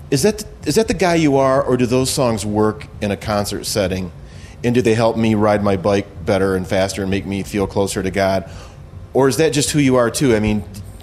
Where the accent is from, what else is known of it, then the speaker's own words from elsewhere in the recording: United States; me being an American